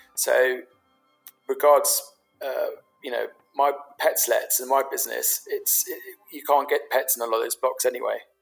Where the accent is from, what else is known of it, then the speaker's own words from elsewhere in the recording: London, United Kingdom; I grew up in London. I grew up in London as a Londoner.